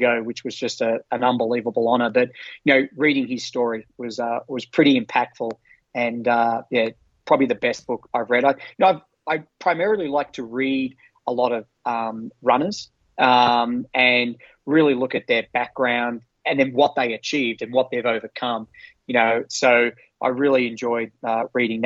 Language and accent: English; Australia; moved away as an adult; now in United States; we're all Australians.